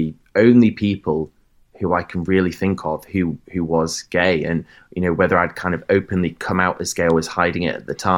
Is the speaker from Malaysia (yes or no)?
no; Bradford, Yorkshire and the Humber, United Kingdom; That's where I grew up, in Bradford in Yorkshire